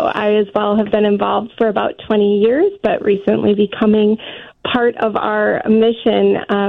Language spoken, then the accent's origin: English; St. Charles, Illinois, United States; St. Charles is actually my hometown